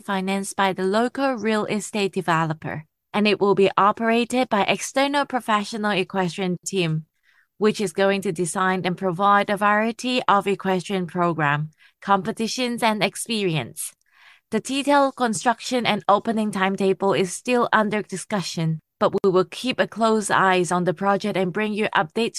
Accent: Malaysia; also born or lived in Hong Kong / Australia; I was born in Hong Kong, raised in Malaysia, Australia, and work in China, as you said.

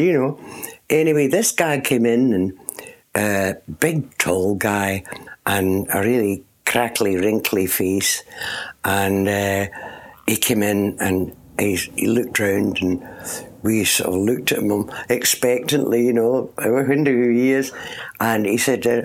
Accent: Port Glasgow, Scotland, United Kingdom; moved away as an adult; also born or lived in London; in Scotland, on the west coast

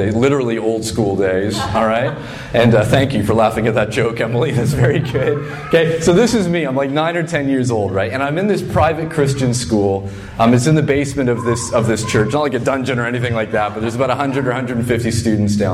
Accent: Fredericton, New Brunswick, Canada; moved away; I grew up in Fredericton, New Brunswick

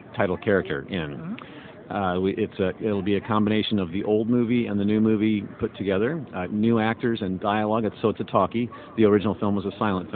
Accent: Indiana, United States; now in Los Angeles, United States; I grew up in Indiana

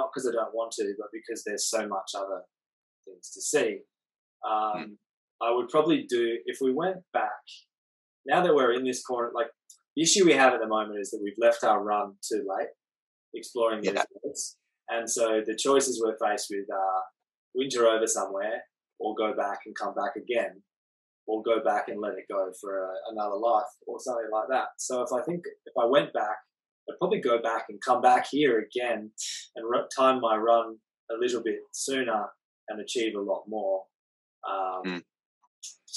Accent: Perth, Western Australia, Australia; moved away as an adult; I'm from the West Coast in Perth

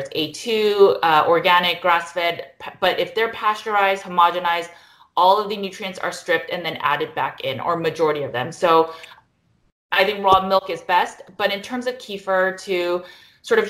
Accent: United States; I'm Korean American, so we always have kimchi.

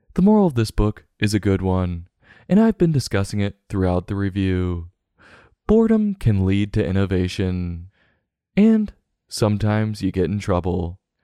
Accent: United States; accent: American; myself speaking American

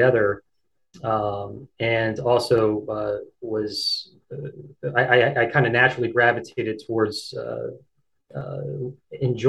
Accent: Downingtown, Pennsylvania, United States; moved away as an adult; also born or lived in Philadelphia, Pennsylvania / Rhode Island; now in Bennington, United States; I'm originally from Eastern Pennsylvania, just outside of Philadelphia, in a town called Downingtown, and I grew up there

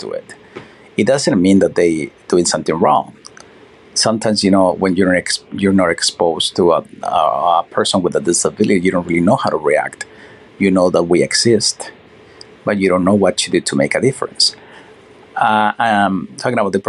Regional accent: Mexico; moved away; Mexico, my hometown

